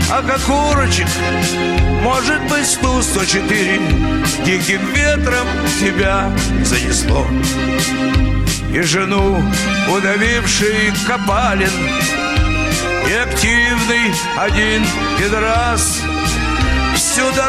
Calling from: Novosibirsk, Novosibirsk Oblast, Russia; я из Новосибирска.

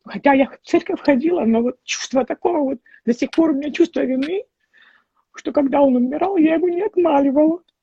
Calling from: California, United States; я из Калифорнии.

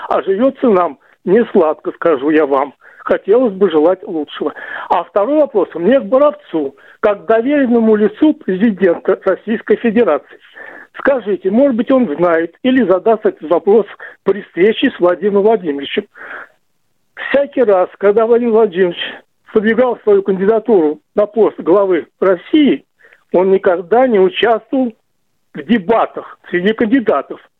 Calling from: Crimea, Ukraine; Я из Крыма, из Скворцова.

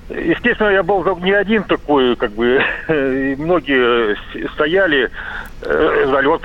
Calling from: Crimea, Ukraine; Я с Крыма звоню

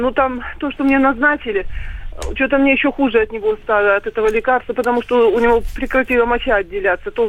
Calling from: Moscow, Russia; Здравствуйте, я из Москвы звоню вам, вот, ну...

